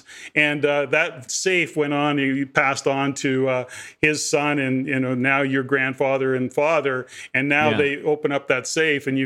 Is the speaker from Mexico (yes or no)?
no; Canada